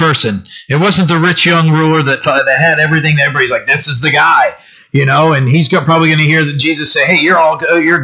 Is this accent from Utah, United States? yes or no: no; Bucksport, Maine, United States; I'm from Bucksport.